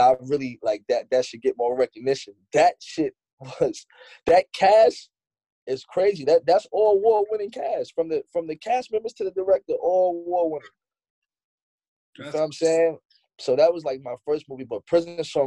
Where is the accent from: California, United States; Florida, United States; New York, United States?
New York, United States; New York City; Me and Tip actually, we're from Queens